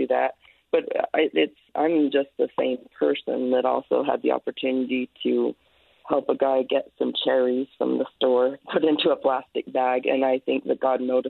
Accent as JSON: {"language": "English", "town": "Ogden", "region": "Utah", "country": "United States", "tie": "born or raised there", "also_born_or_lived": "Dallas, Texas", "moved": "as an adult", "said": "I was born and raised in the Ogden area"}